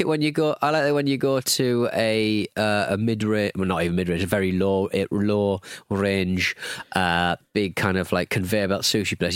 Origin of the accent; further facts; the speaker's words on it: United Kingdom; we're British